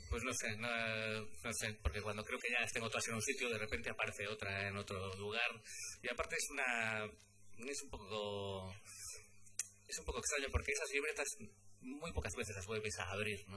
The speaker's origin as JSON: {"language": "Spanish", "region": "Galicia", "country": "Spain", "said": "como gallego"}